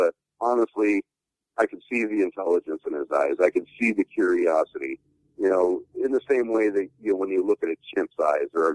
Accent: the Northwest, Pacific Northwest, United States; growing up in the Northwest being fifth generation

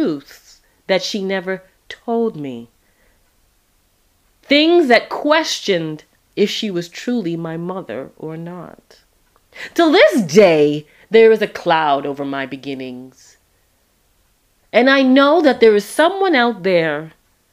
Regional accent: Toronto, Ontario, Canada; do I remember Sundays at Epworth in Toronto, Canada, and Scarborough

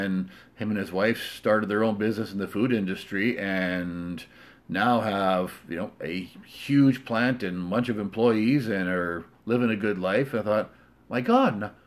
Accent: Canada; being Canadian

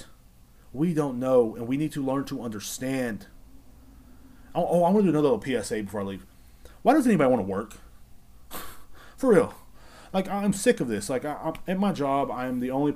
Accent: Texas, United States; I'm from Texas and I enjoy being from Texas

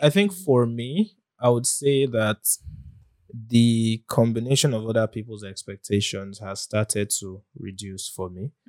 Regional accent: Nigeria; as a Nigerian

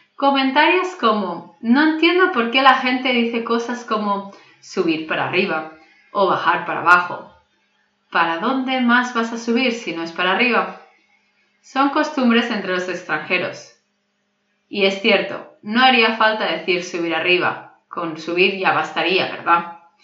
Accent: Catalonia, Spain; moved away; Como catalana y española que soy

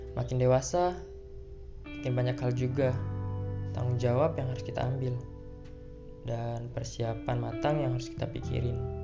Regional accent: Bandar Lampung, Lampung, Indonesia; lahir di Bandar Lampung, 11 Maret 2003

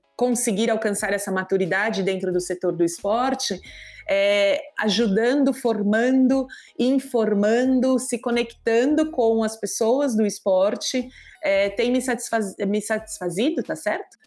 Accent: Brazil; sou brasileira

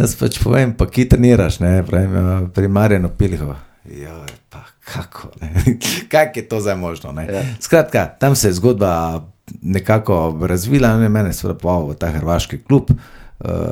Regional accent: Maribor, Drava, Slovenia; also born or lived in Vuzenica; rodil sem se v Mariboru

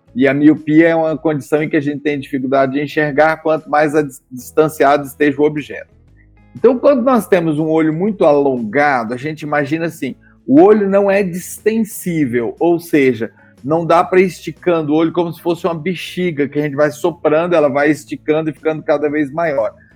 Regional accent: Goiás, Brazil; moved away as an adult; also born or lived in São Paulo; sou goiano

